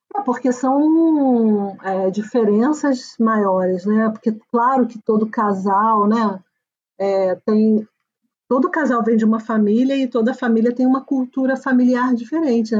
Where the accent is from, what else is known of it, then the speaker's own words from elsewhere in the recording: Brazil; now in Switzerland; E como a gente não vem da Suécia, a gente vem do Brasil